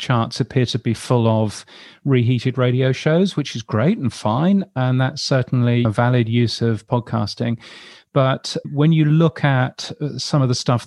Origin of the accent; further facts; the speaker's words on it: United Kingdom; now in Australia; as a British person